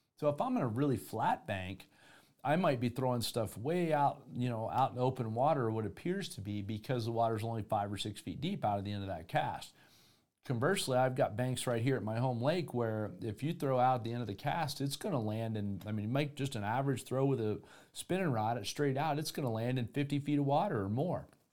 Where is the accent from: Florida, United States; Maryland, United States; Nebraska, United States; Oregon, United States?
Florida, United States; moved away; also born or lived in Denver, Colorado; I grew up in Florida.